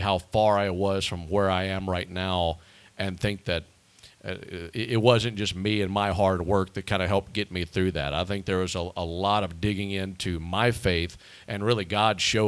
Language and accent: English; Pearl, Mississippi, United States; The Mississippi Braves had been there since 2005 in my hometown